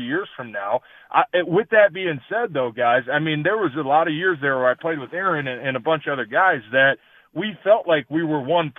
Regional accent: Detroit, Michigan, United States; also born or lived in Green Bay; obviously I'm from Detroit

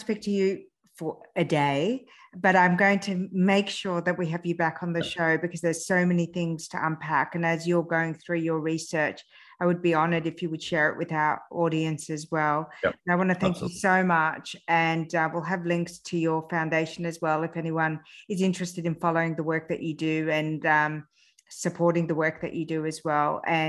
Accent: Australia; also born or lived in France; because I'd grown up in Australia were incorrect, because my genetic coding is from Iran. I'm from, you know, centuries of evolution of the Middle East. I was just I was born in France, but I was transposed to a Western

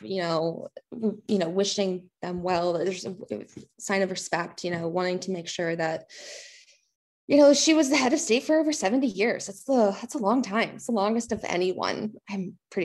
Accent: United States; as an American

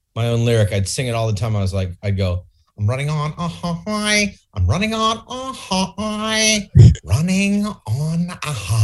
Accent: California, United States; Bay Area, East Bay.

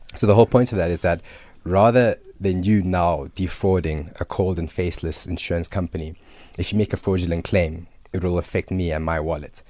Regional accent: Johannesburg, Gauteng, South Africa; also born or lived in Zimbabwe / Cape Town; moved to South Africa in nineteen ninety-two

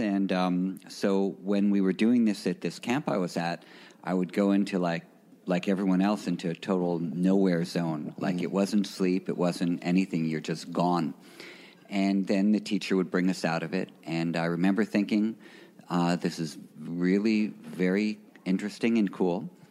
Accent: New York City, New York, United States; I'm from New York City, a native New Yorker. Um, I grew up in Greenwich Village

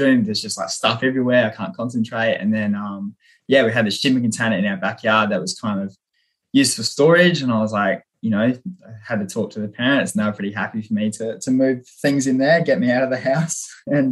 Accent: Renmark, South Australia, Australia; my hometown in Renmark, South Australia

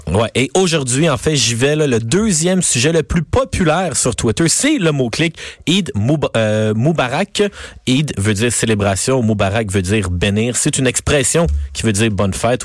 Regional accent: Quebec, Canada; en tant que Québécois

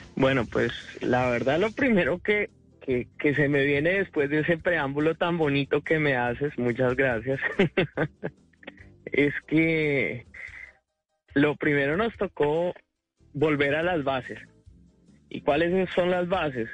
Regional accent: Colombia; now in United States

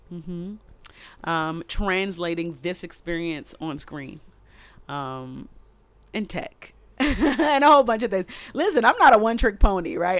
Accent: Baltimore, Maryland, United States; I am a girl from East Baltimore who comes from humble beginnings with Caribbean

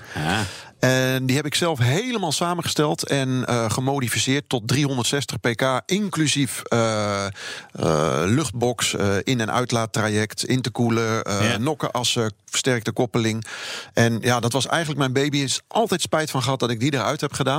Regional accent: Rhenen, Utrecht, Netherlands; daar waar ik vandaan kom bij Renen

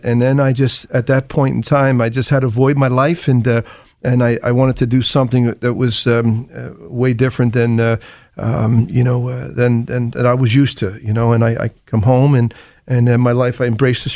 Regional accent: Philadelphia, Pennsylvania, United States; I was born and raised in Kensington

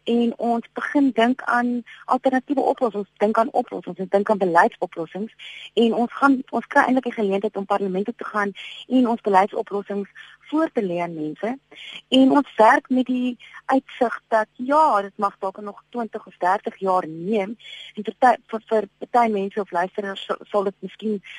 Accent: Port Elizabeth, Eastern Cape, South Africa; now in Bloemfontein, South Africa; Port Elizabeth is natuurlik my my geboortedorp

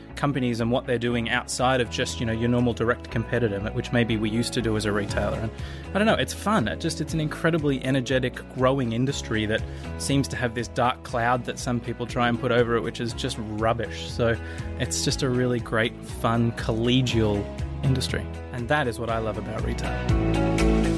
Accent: Australia; accent: Australian; moved away as an adult; now in United States; you'll tell from the accent, I am an Aussie, now living in the U S.

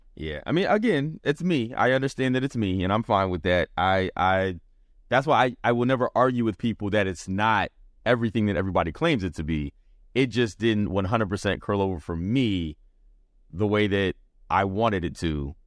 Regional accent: the South, United States; I grew up, I'm a Southerner, so a lot of West Coast music is what we got.

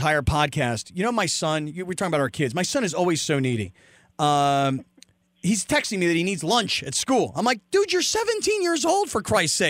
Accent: California, United States; I mean, we're white boys from California

